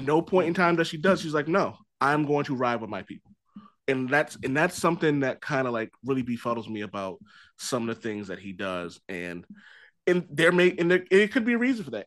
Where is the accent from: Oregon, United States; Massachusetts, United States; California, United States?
Massachusetts, United States; Boston; I'm from Mattapan. I'm from a very hood part of Boston